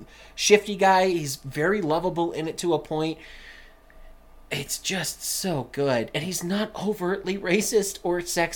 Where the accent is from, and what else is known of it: Colorado, United States